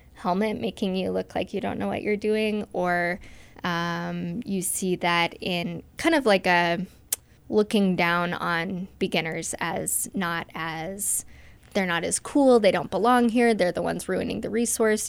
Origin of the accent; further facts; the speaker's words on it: Moscow, Idaho, United States; now in Salmon, United States; I grew up here in Moscow, Idaho, on the Palouse